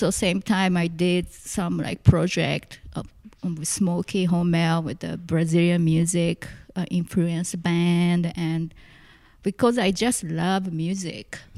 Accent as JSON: {"language": "English", "region": "Tokyo", "country": "Japan", "second_language": "English", "said": "so yeah, I came here from Tokyo. Tokyo. Yep. And uh, at the time, I I really couldn't speak that much English"}